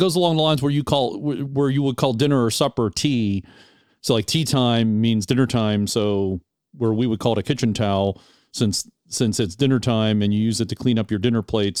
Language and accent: English; United States; as an American